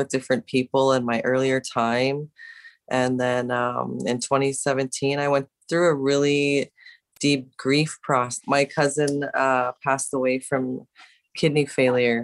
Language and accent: English; Winnipeg, Manitoba, Canada; I'm the one from Winnipeg, Manitoba